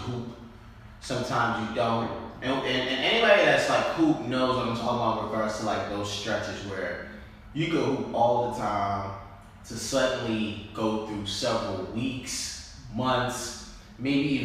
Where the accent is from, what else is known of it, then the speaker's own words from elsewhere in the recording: New York, United States; we're from New York